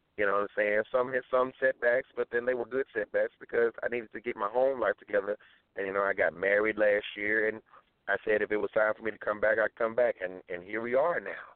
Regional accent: St. Louis, Missouri, United States; I'm from St. Louis, Missouri

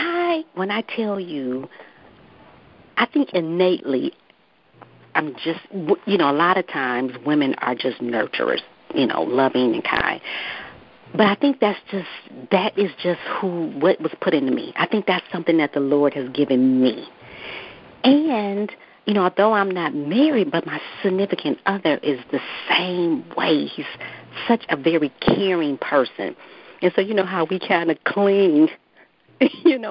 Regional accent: Detroit, Michigan, United States; Yes, I am, born and raised.

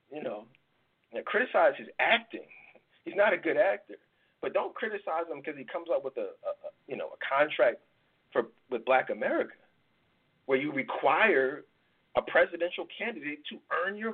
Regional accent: Philadelphia, Pennsylvania, United States; Like, I live in Philly, well, I live outside of Philly now, but I grew up in Philly

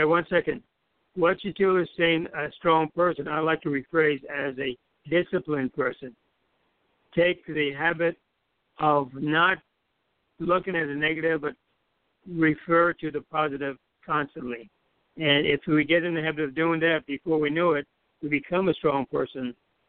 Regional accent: U.S. Virgin Islands; I grew up in the Virgin Islands, and one of the habits we have is

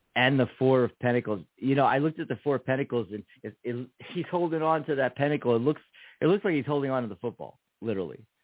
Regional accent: Philadelphia, Pennsylvania, United States; I'm from Philly.

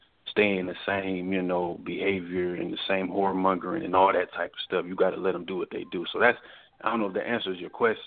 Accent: Detroit, Michigan, United States; now in Newport News, United States; I'm from Detroit, Michigan originally

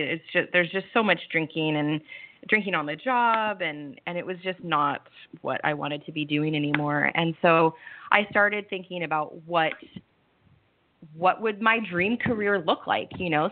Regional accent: Southern California, United States; moved away as an adult; also born or lived in Seattle, Washington / Cayman Islands; now in Italy; I'm from Southern California. I moved up the West Coast to Northern California, and then I was in Seattle for 12 years

